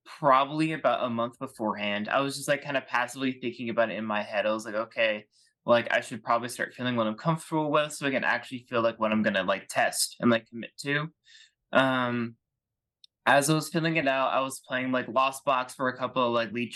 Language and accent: English; Kansas, United States; I'm from Kansas